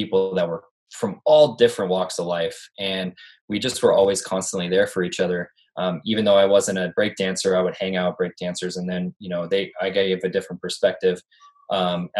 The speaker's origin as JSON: {"language": "English", "town": "Tacoma", "region": "Washington", "country": "United States", "said": "I'm from Tacoma, Washington."}